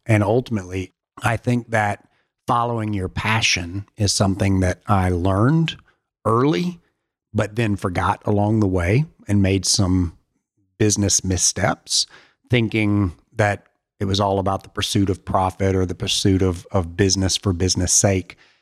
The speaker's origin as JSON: {"language": "English", "region": "Alabama", "country": "United States", "tie": "born or raised there", "moved": "yes", "said": "my parents are still in Alabama and is an amazing place to grow up"}